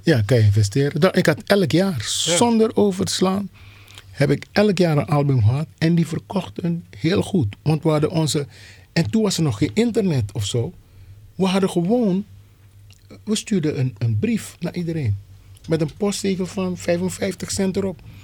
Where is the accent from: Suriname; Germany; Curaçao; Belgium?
Suriname; now in Amsterdam, Netherlands; Ik kom zelf uit Suriname